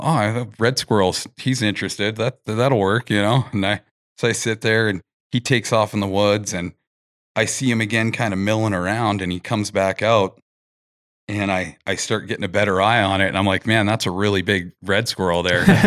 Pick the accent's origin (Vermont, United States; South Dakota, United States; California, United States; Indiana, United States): California, United States; Big Bear Lake; now in Alaska, United States; I'm originally from Big Bear Lake, California